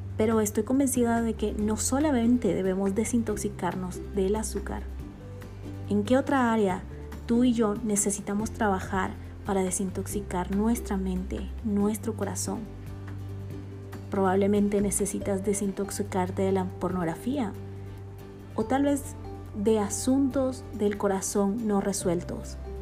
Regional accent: Bolivia; now in Guatemala; boliviana de nacimiento y guatemalteca por amor y residencia

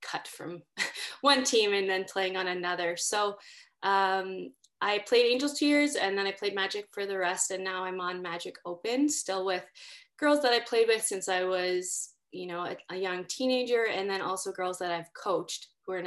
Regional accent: Winnipeg, Manitoba, Canada; I grew up in North Kildonan

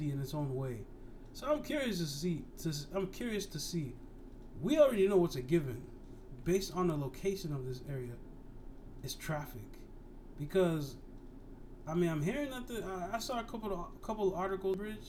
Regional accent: Somerville, Massachusetts, United States; I'm from Boston. Well, I'm from Somerville, part of the Boston area

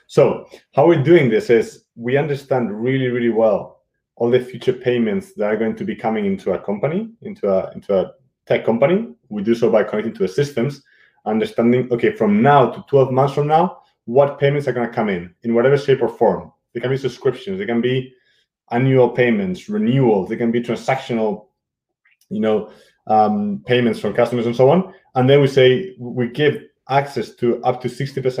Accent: Madrid, Community of Madrid, Spain; moved away as an adult; also born or lived in England / Germany / Munich / London; I'm originally from Madrid, from Spain. I grew up there, lived in England and Germany.

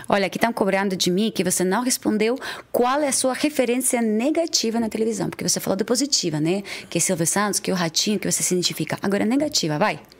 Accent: Odesa, Odesa Oblast, Ukraine; Portuguese is a second language; now in Brazil; eu sou da, de Odessa

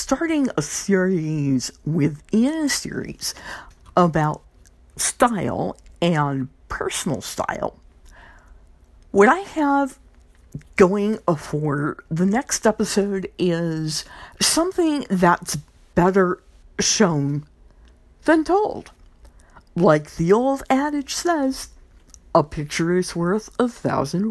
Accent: Louisiana, United States; my home state, Louisiana

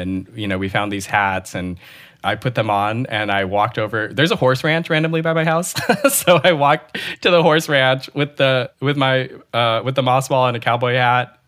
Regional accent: Bay Area, California, United States; I'm not a transplant. I'm from the Bay Area

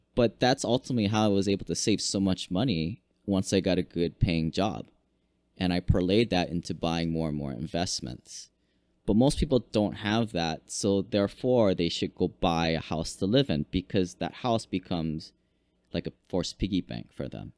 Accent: Hawaii, United States; also born or lived in Washington; I grew up here in Hawaii, went to school, University of Washington, became an engineer

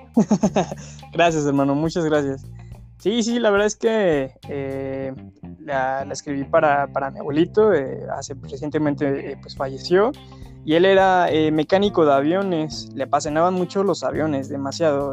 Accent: Mexico City, Mexico; tengo 27 años, soy de la Ciudad de México

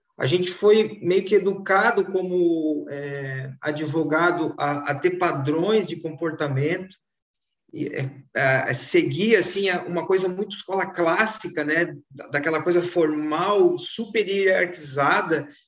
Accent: Florianópolis, Santa Catarina, Brazil; vivi em Florianópolis, estou vivendo em Florianópolis

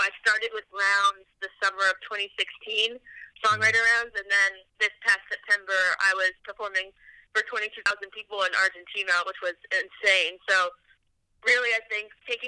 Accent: Connecticut, United States; moved away as an adult; also born or lived in New York City, United States; now in Nashville, United States; I grew up outside of New York City in Connecticut

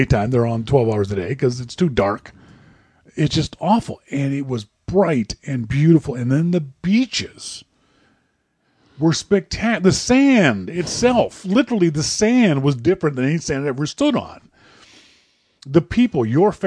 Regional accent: Nova Scotia, Canada; moved away as an adult; also born or lived in Vancouver area; now in Vancouver, Canada; I've lived in the East Coast my entire life and being very heavily influenced by British sensibilities living in Nova Scotia

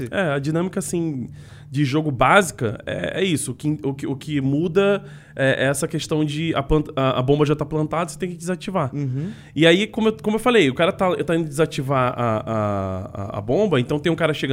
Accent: Niterói, Rio de Janeiro, Brazil; moved away as an adult; now in São Paulo, Brazil; de Niterói.

